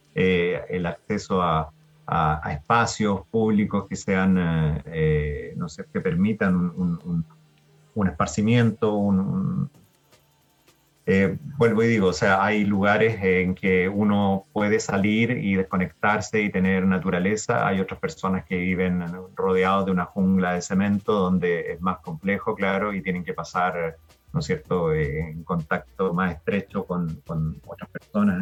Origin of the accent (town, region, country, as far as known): Chile